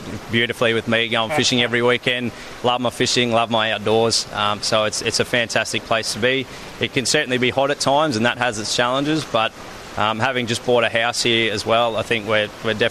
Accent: Melbourne, Victoria, Australia; moved away as an adult; also born or lived in Townsville; I actually was born and raised in Melbourne, so I've come up from pretty much one of the coldest parts to come up here

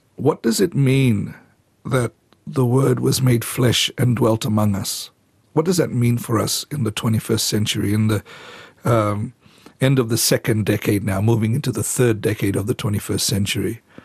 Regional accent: Fiji; moved away as an adult; also born or lived in Seoul, South Korea; I grew up in the Pacific

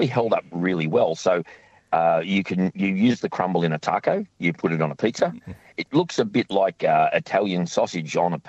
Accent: Sydney, New South Wales, Australia; now in Tasmania, Australia; I grew up in Sydney.

